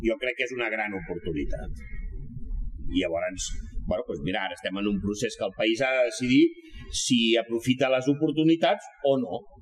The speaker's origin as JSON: {"language": "Catalan", "region": "Catalonia", "country": "Spain", "said": "ho defenso com a català"}